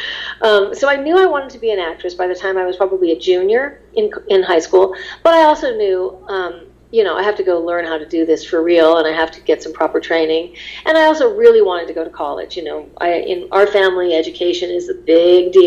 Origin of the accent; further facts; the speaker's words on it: Los Angeles, California, United States; when you grow up in Los Angeles